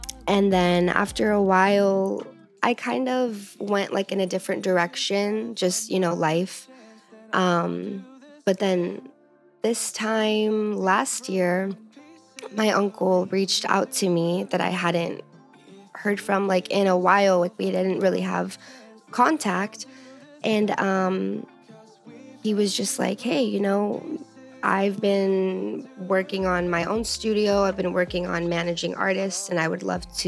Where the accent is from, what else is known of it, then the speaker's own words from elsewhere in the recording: Arizona, United States; now in Los Angeles, United States; I'm from Arizona